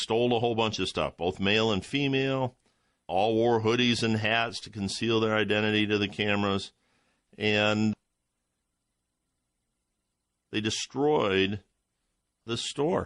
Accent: Ohio, United States; my home state of Ohio

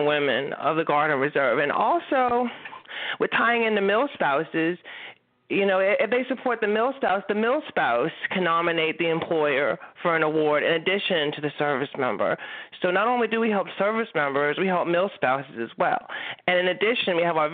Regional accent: Louisiana, United States; here in my home state of Louisiana

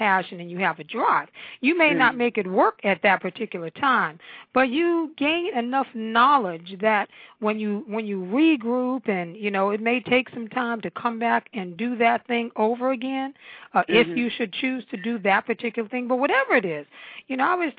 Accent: New York, United States; now in Washington metropolitan area, United States; I was born and raised in New York, in Harlem. I'm a Harlem girl.

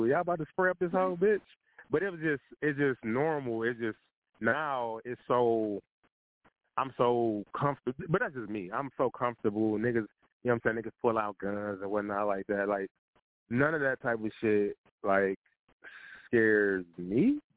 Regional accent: Midwest, United States; I'm I'm from the Midwest

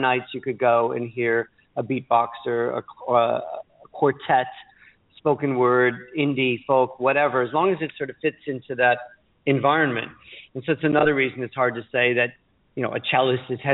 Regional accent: Chicago, Illinois, United States; now in London, United Kingdom; I'm from Chicago and I love Chicago

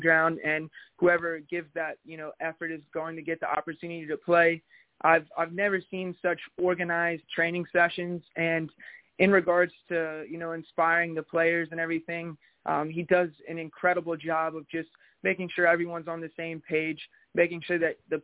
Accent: Frederick, Maryland, United States; now in Northern Virginia, United States; I was born in Frederick, Maryland, so I'm a Maryland guy, but now I'm living in Northern Virginia

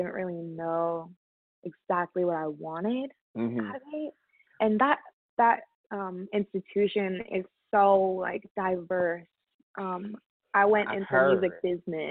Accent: San Francisco, California, United States; moved away as an adult; also born or lived in New York City; I'm originally from San Francisco. I was born there and grew up there. I was there until I was like 18.

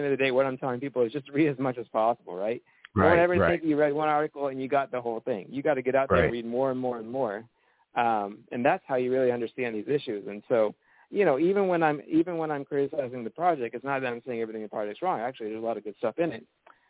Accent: the South, United States; I think, you know, I grew up in the South

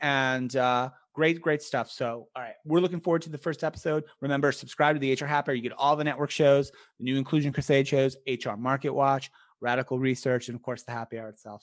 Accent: United States; first language English; I grew up in America, you know, as a middle class white kid

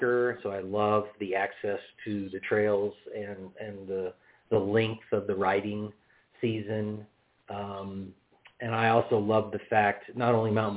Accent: Indiana, United States; moved away as an adult; also born or lived in Bloomington, Indiana / Madison, Wisconsin; now in Grand Junction, United States; I've lived in the Grand Valley for almost 25 years. Born and raised in Indiana.

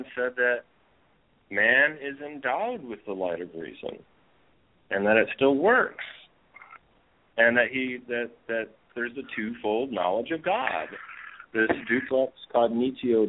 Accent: Michigan, United States; where I grew up in Michigan.

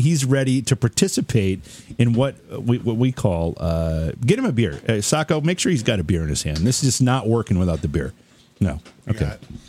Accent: Oneonta, New York, United States; I grew up in Oneonta

